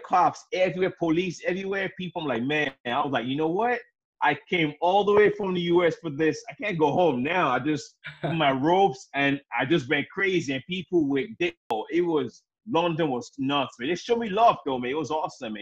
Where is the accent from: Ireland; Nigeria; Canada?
Nigeria; I'm African. I'm from Nigeria